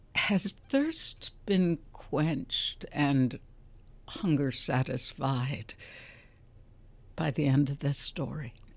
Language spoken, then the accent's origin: English; Chicago, Illinois, United States; I'm from Chicago